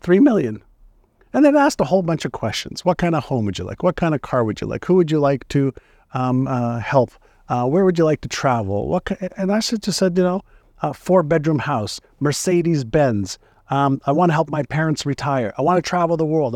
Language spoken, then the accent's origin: English; Montreal, Quebec, Canada; English is a second language; also born or lived in Tel Aviv, Israel; now in San Diego, United States; I was born in Tel Aviv, Israel, and my parents were tired of the war in Israel, and they wanted to just raise my brother, my sister, and I in a place that didn't have wars. And because my father and mother both spoke French, they decided Montreal